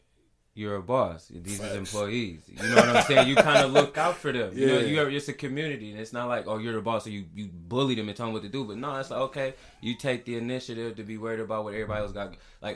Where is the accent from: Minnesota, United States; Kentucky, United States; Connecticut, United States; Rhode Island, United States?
Minnesota, United States; St. Paul; grew up in St. Paul, the Rondo area